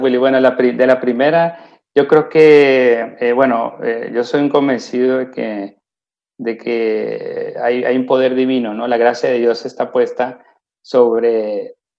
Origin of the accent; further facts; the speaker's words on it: Colombia; moved away as an adult; now in Lausanne, Switzerland; en Colombia decimos don gente